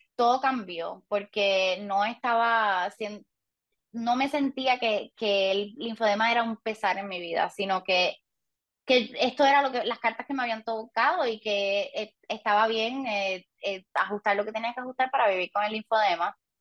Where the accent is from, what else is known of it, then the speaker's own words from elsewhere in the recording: Puerto Rico; crecí en Puerto Rico toda mi vida